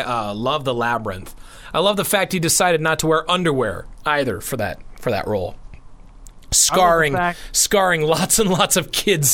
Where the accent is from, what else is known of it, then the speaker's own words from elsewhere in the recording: Pacific Northwest, United States; around where we grew up in the Pacific Northwest